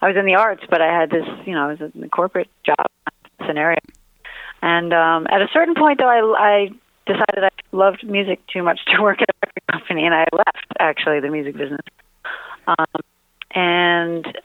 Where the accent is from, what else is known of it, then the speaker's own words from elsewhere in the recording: New York, United States; now in Los Angeles, United States; I'm a New Yorker. I'm in LA. I'm a New Yorker living